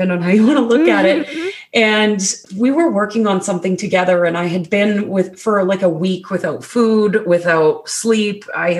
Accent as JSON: {"language": "English", "region": "Alberta", "country": "Canada", "tie": "born or raised there", "moved": "as an adult", "lives_now": "British Columbia, Canada", "said": "I'm actually in Canada. It was Alberta, Canada."}